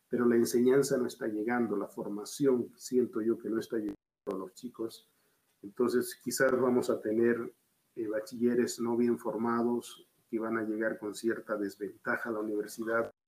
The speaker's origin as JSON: {"language": "Spanish", "country": "Bolivia", "tie": "born there", "said": "Y yo soy boliviano de nacimiento. Y, ya cuando me tocó volver a mi país, eh, lo valoré. Eh, pude comparar y me quedo en Bolivia."}